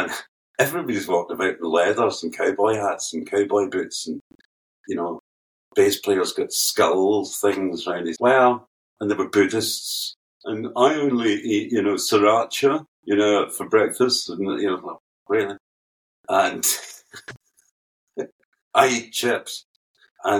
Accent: Prestwick, Scotland, United Kingdom; also born or lived in Glasgow; from Prestwick in the west coast of Scotland. I'm actually from Glasgow.

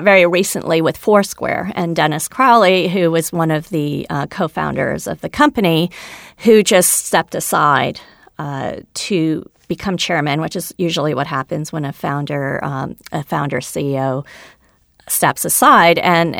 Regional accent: India; So I'm a double minority. I'm a woman. I'm Indian. I wasn't born in this country.

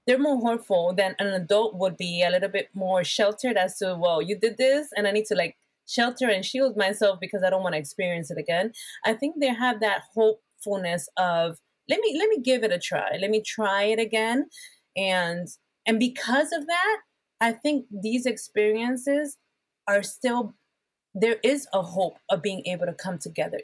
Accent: Bethlehem, Pennsylvania, United States; English is a second language; also born or lived in Puerto Rico; I am from Bethlehem, Pennsylvania. I was born in Puerto Rico, a Latina.

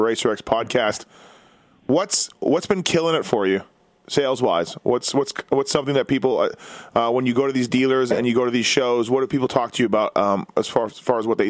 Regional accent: Canada; being Canadian

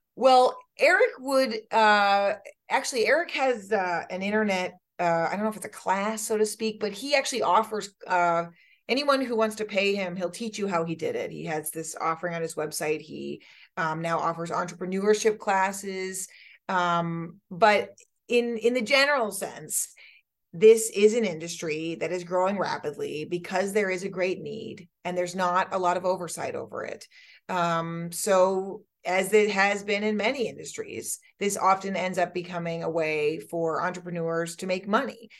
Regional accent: New Hampshire, United States; we in New Hampshire

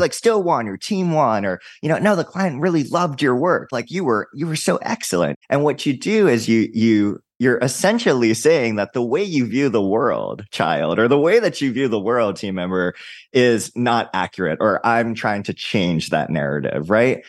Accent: Hawaii, United States; I'm from Hawaii

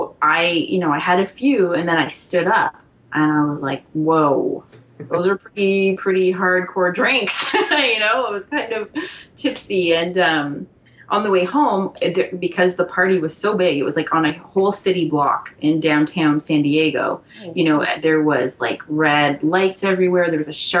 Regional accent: Canada; as a Canadian

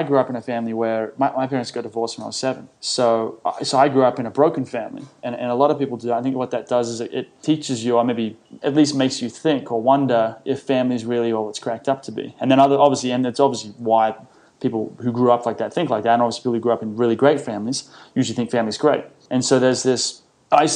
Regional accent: Sydney, New South Wales, Australia; I grew up in Sydney, went to a selective school, a smart school

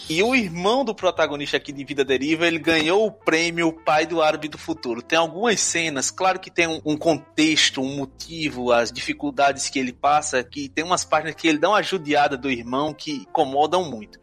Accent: Northeast Region, Brazil; accent: nordestino; first language Portuguese; falando com meu sotaque nordestino

